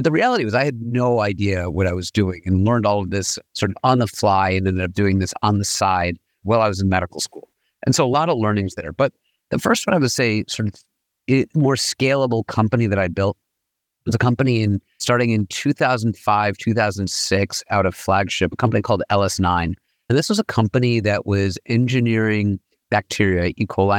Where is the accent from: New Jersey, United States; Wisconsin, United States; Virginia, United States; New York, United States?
New York, United States; I grew up in New York, trained as an MD PhD from Harvard and MIT.